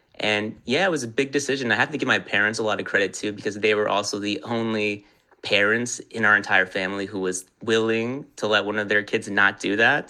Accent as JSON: {"language": "English", "town": "Los Angeles", "region": "California", "country": "United States", "tie": "born or raised there", "also_born_or_lived": "New York", "said": "born and raised in Los Angeles"}